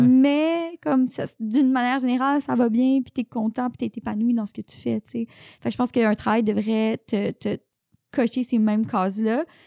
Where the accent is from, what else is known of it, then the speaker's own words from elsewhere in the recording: Saint-Jérôme, Quebec, Canada; moved away; also born or lived in Sainte-Adèle / Montreal; viens de Saint-Jérôme